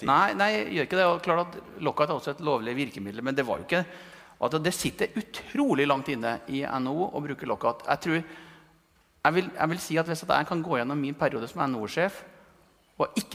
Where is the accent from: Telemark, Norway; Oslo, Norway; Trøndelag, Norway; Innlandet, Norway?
Trøndelag, Norway; Malm; jeg er fra Malm, Malm i Nord-Trøndelag, et gruvesamfunn. Så jeg, jeg kommer jo fra bygda, men jeg vokste opp i et industrisamfunn